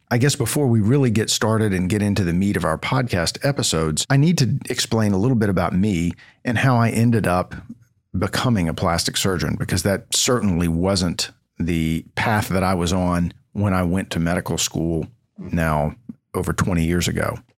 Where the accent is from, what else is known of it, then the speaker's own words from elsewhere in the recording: Knoxville, Tennessee, United States; also born or lived in Stanford / Washington, D.C. / Houston; coming back to my home town of Knoxville, Tennessee